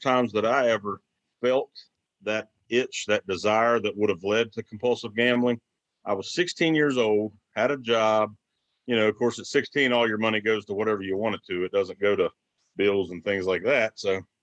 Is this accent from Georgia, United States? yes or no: no; outside Beckley, Southern West Virginia, United States; I'm from West Virginia, Southern West Virginia here, a small town, small community outside of Beckley, West Virginia. I born and raised